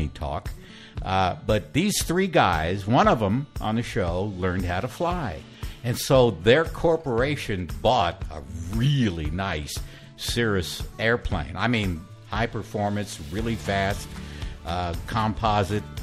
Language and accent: English; San Antonio, Texas, United States; also born or lived in Victoria, Texas; went back to San Antonio to work at KLLS, Class FM. So I'm back in my hometown